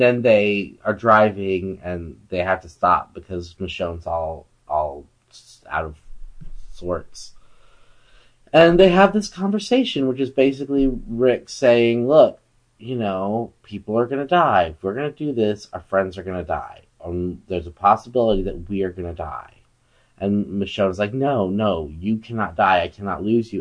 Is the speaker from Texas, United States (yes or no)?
yes; Wimberley, Texas, United States; my hometown of Wimberley, Texas